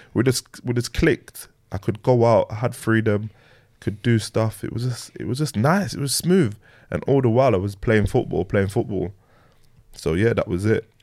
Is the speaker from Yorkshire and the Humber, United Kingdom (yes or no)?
yes; Leeds, Yorkshire and the Humber, United Kingdom; also born or lived in London; I grew up in Leeds, Leeds and London, like a little bit bouncing back and forth. Um, so yeah, but more more time it was in Leeds